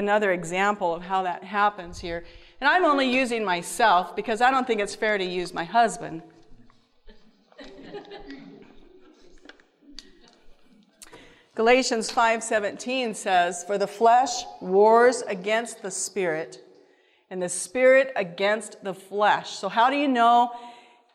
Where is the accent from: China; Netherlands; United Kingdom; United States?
United States; Washington; we're from Washington, the West Coast